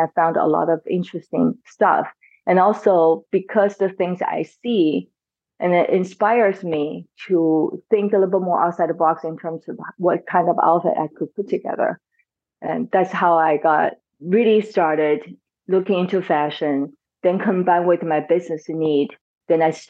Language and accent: English; China; now in Washington, DC, United States; I grew up in China